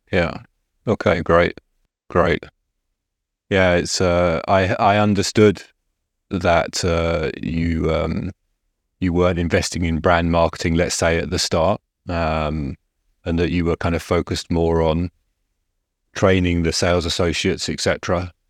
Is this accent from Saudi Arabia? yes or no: no; England, United Kingdom; as an Englishman